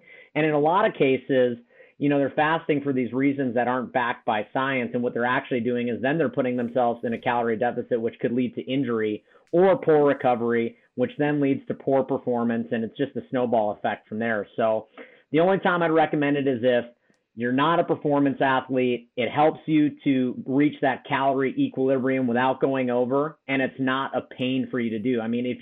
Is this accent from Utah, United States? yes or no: no; Wisconsin, United States; born and raised in Wisconsin, ended up joining the Marine Corps.